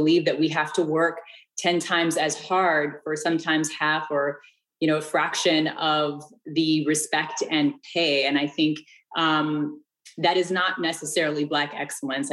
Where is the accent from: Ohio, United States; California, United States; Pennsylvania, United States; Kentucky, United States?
California, United States; Bay Area; moved away; I'm actually from the Bay Area